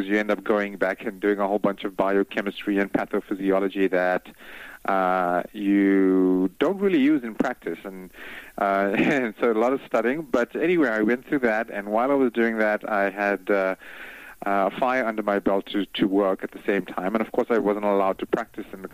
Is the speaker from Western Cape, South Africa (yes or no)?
yes; Cape Town, Western Cape, South Africa; moved away as an adult; now in United States; I'm originally from South Africa. Cape Town, South Africa